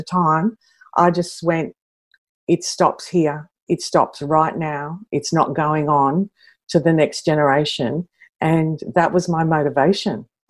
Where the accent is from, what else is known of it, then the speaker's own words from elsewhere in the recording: Sydney, New South Wales, Australia; I grew up in Western Sydney